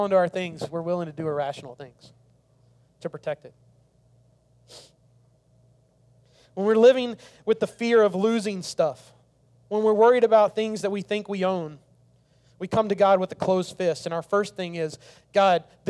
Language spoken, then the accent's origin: English; the South, United States; I grew up in the South